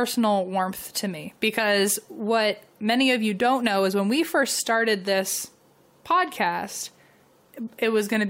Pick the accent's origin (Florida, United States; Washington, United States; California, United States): California, United States; San Diego; I grew up in the San Diego area, so I've heard of the Whaley House, but never been to it.